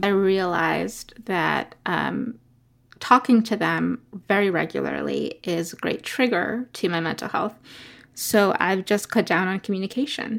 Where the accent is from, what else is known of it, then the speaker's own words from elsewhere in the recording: New York City, New York, United States; also born or lived in Ecuador; was born in Ecuador and grew up in New York City. in Brooklyn and in Queens